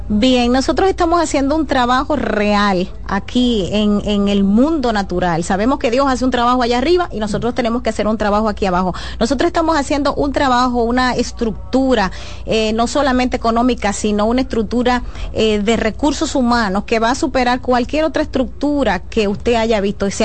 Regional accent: Santo Domingo Este, Distrito Nacional, Dominican Republic; yo nací y me crié en Santo Domingo este Me duele lo que a ti te duele. Yo amo el municipio

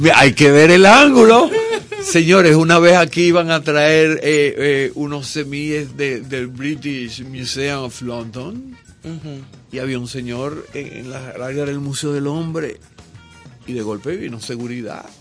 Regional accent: Portuguesa, Venezuela; also born or lived in Caracas, Venezuela; nosotros nos mudamos de Caracas a, un proyecto agrícola en medio del llano en el estado portuguesa

